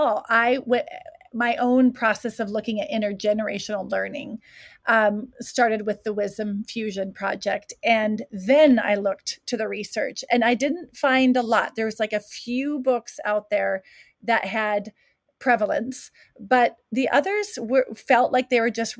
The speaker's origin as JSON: {"language": "English", "region": "Midwest", "country": "United States", "tie": "born or raised there", "said": "Having been born and raised in the Midwest"}